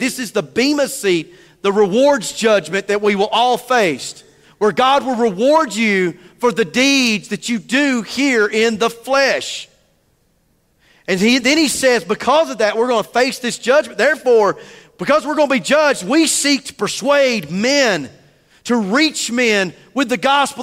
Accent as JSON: {"language": "English", "region": "the South", "country": "United States", "said": "I'm a Southerner"}